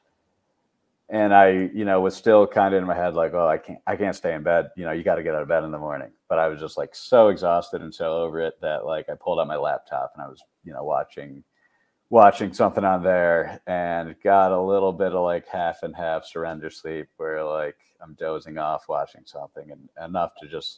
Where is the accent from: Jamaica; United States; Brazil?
United States; Syracuse, New York; I'm from Syracuse, New York, Syracuse University.